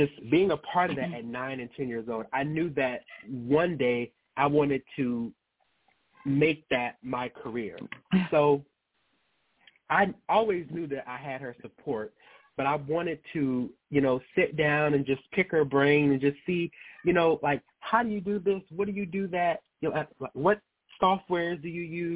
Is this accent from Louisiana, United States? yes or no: yes; Baton Rouge, Louisiana, United States; also born or lived in Las Vegas, Nevada; now in Atlanta, United States; I actually was born and raised primarily in Louisiana, in Baton Rouge